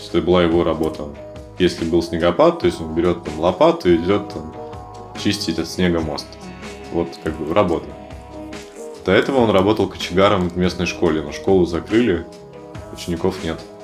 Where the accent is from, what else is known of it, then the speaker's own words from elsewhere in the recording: Severodvinsk, Arkhangelsk Oblast, Russia; в моем родном городе, в Северодвинске